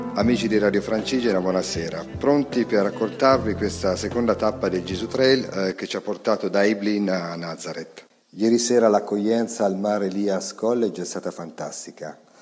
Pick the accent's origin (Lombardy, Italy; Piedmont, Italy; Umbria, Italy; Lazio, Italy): Umbria, Italy; da buon umbro